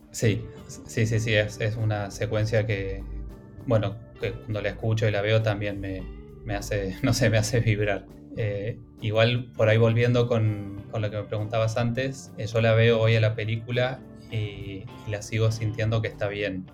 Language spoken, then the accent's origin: Spanish; Villa Dolores, Córdoba, Argentina; moved away as an adult; also born or lived in Buenos Aires; Yo soy de Tras la Sierra, de, de Villa Dolores, que es eh, una ciudad en, el oeste de Córdoba.